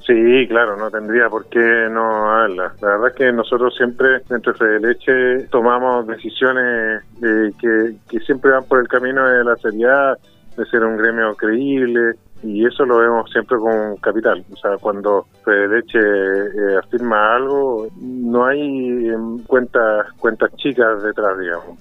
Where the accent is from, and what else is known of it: Chile